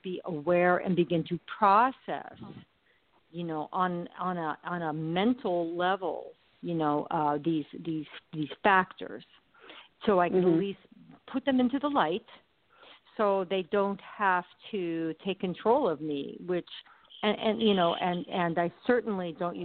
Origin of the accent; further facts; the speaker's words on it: Arizona, United States; also born or lived in Pennsylvania; When I was a child, we moved from Pennsylvania to Arizona